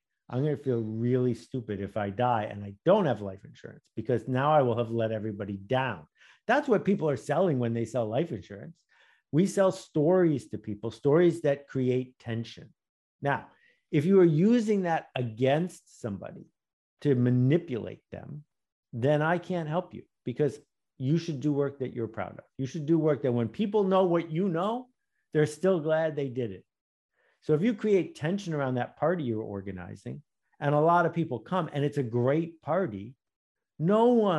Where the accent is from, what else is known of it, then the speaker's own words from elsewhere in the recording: Buffalo, New York, United States; I grew up in Buffalo, New York, and that was the headquarters of Fisher-Price